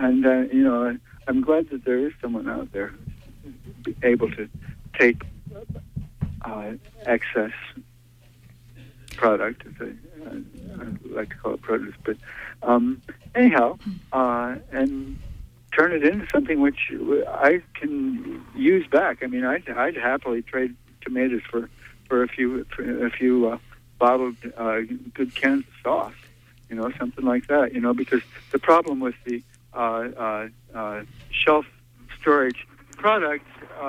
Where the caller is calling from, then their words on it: Brooklyn, Maine, United States; I'm calling from Brooklyn.